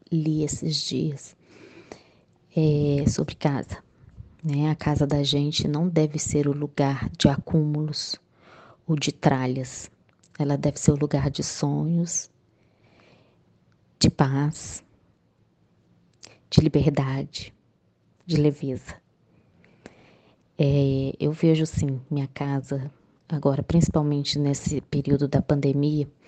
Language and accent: Portuguese; Minas Gerais, Brazil; sou de Minas Gerais